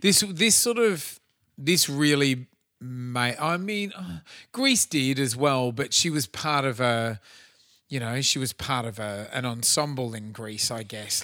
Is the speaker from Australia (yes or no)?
yes; Australia; as an Aussie kid